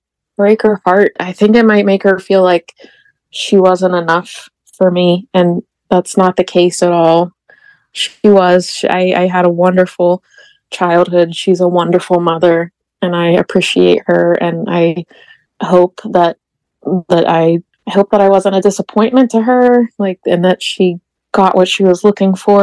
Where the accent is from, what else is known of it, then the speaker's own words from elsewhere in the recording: Greensburg, Pennsylvania, United States; also born or lived in Pittsburgh, Pennsylvania; I grew up in Greensburg, Pennsylvania